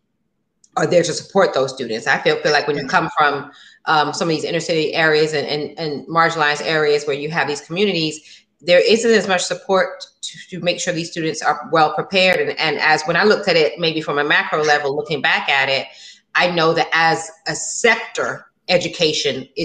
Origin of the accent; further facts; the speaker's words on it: South Florida, United States; Danny and I actually are from South Florida.